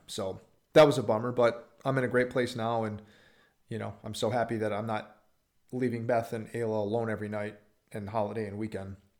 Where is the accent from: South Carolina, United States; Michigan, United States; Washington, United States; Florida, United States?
Michigan, United States; Upper Peninsula; moved away as an adult; also born or lived in Green Bay, Wisconsin; now in Texas, United States; I'm from the Upper Peninsula, Michigan, like three hours south of the Canadian border, uh, one stoplight town